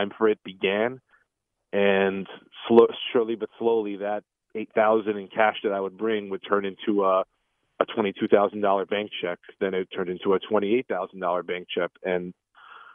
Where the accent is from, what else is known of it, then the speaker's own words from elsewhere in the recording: New York City, New York, United States; we grew up in the Queens, Long Island area.